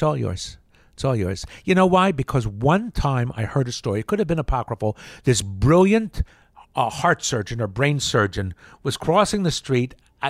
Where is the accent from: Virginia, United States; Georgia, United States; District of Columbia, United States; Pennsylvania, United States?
Pennsylvania, United States; Yardley; also born or lived in Trenton, New Jersey; I grew up in Yardley, Pennsylvania. Well, born in Trenton